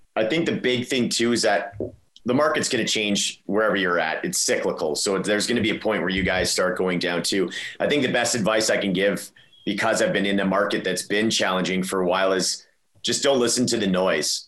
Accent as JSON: {"language": "English", "town": "Edmonton", "region": "Alberta", "country": "Canada", "tie": "born or raised there", "lives_now": "Calgary, Canada", "said": "I'm from Edmonton, or like grew up in Edmonton."}